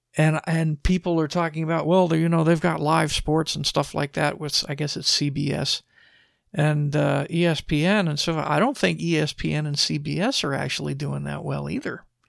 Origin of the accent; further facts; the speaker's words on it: Texas, United States; I'm from Texas.